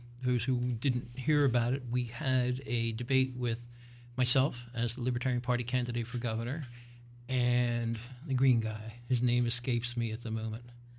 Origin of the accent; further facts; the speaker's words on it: Philadelphia, Pennsylvania, United States; I'm from Philly, I call everybody guys.